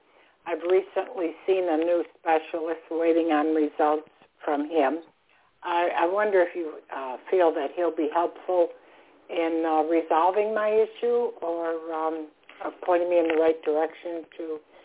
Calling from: Florida, United States; I'm calling from Florida.

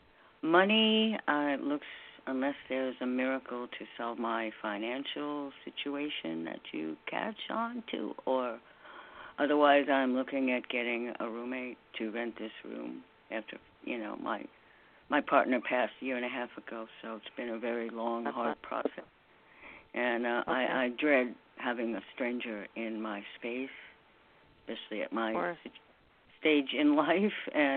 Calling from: New York, United States; in New York.

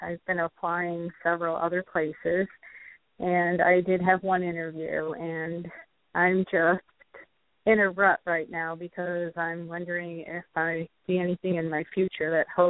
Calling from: New York, United States; I'm calling from New York.

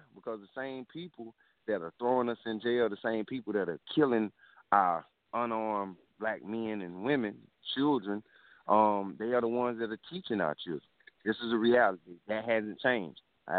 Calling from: Columbia, South Carolina, United States; I'm calling from Columbia, South Carolina.

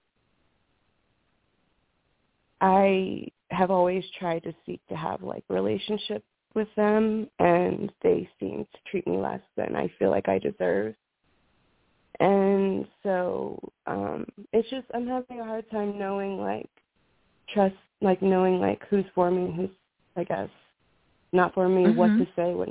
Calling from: New Mexico, United States; I'm calling from New Mexico

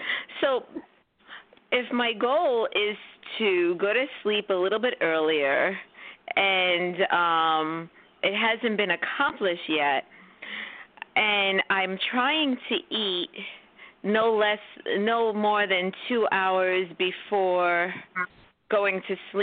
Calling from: New York City, New York, United States

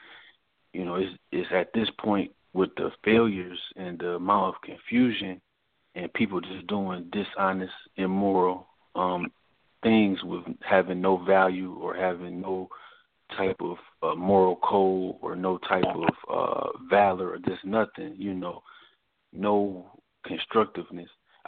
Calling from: Newport News, Virginia, United States; This is …. I'm calling from Virginia, Newport News.

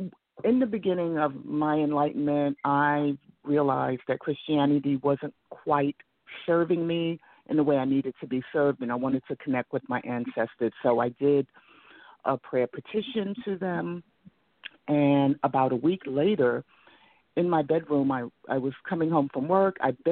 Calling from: Atlanta, Georgia, United States; It's Atlanta.

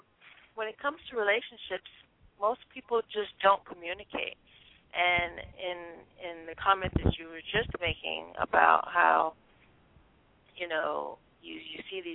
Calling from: Miami, Florida, United States; I'm calling from Miami.

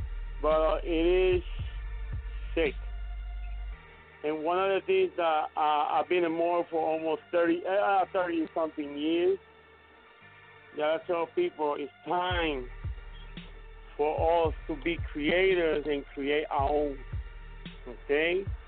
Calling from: Puerto Rico; English is a second language; Yes. Thank you for allowing me. I go from Puerto Rico.

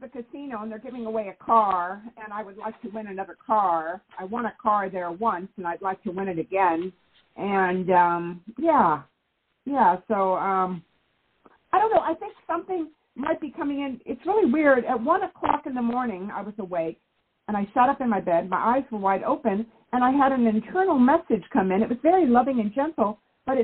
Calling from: California, United States; I'm in California.

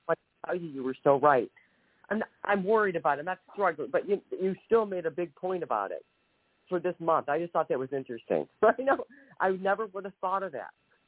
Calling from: Ohio, United States; Yeah, Ohio, I'm sorry.

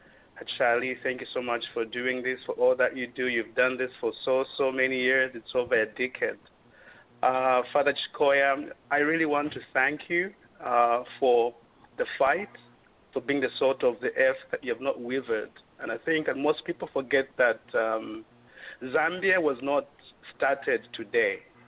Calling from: Waterloo, Ontario, Canada; I'm calling from Waterloo, Canada.

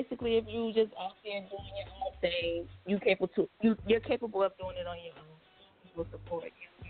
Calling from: North New Jersey, United States; I'm calling from North New Jersey.

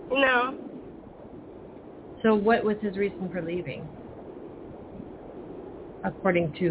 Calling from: California, United States

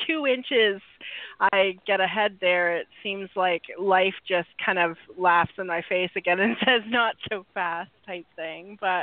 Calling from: Vancouver, British Columbia, Canada; Vancouver, Canada.

